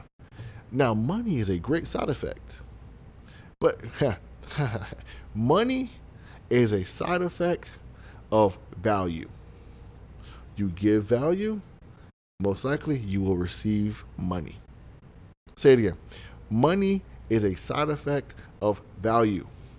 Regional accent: Broward County, Florida, United States; I am from Broward County

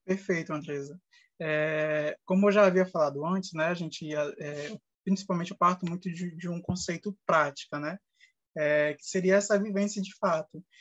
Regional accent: Brazil; a nossa realidade enquanto brasileiros e brasileiras

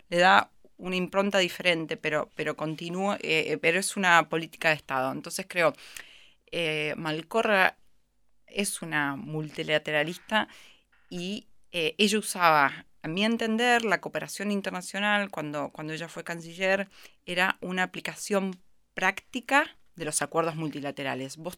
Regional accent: Argentina; Creo que a nosotros como argentinos y a mí como profesional de la cooperación internacional también nos pegó muy fuerte

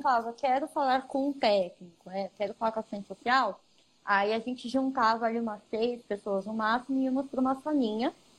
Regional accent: Ribeirão Pires, São Paulo, Brazil; na cidade que eu nasci, que eu nasci em Ribeirão Pires

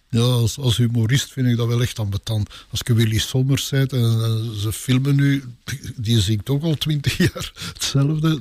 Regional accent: Sint-Gertrudis-Pede, Flanders, Belgium; also born or lived in Dilbeek / Pajottenland; Sint-Gertrudis Speden, mijn geboortedorp. Heel de wereld denkt dat ik van Tollenbeek ben, maar ik ben van hier gekomen

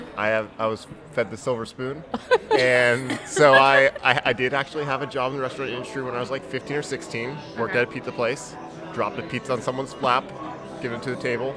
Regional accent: Jacksonville, Florida, United States; also born or lived in Syracuse; born and raised in Jacksonville

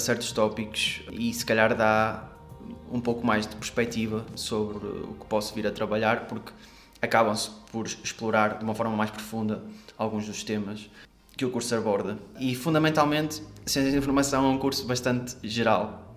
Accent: Porto, Norte, Portugal; sou daqui do Porto

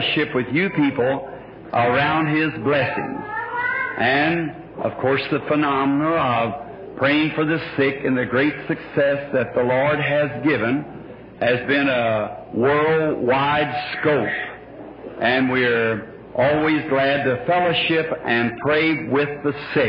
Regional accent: Burkesville, Kentucky, United States; moved away; this lovely state of Kentucky again, my home state.

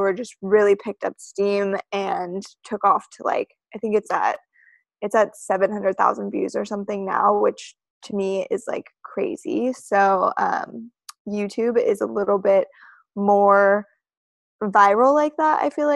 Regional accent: Reno, Nevada, United States; now in Los Angeles, United States; originally I am from Reno, Nevada

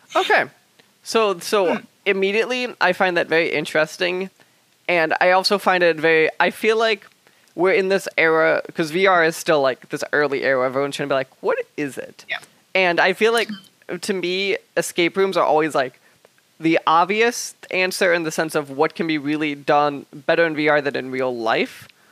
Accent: United States; I come from the United States

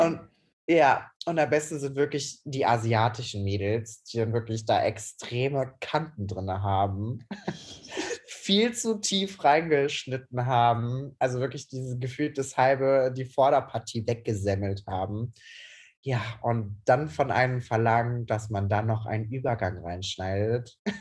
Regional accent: Cologne, North Rhine-Westphalia, Germany; ich bin 26 Jahre alt, ich bin aus Köln und ich bin leidenschaftlicher Friseur

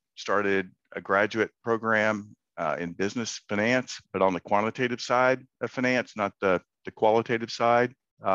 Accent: Central Texas, United States; I grew up in Central Texas in high school

